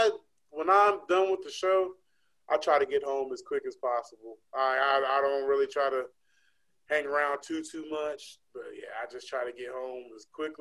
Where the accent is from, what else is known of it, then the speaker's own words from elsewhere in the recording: West Coast, United States; I'm from the West Coast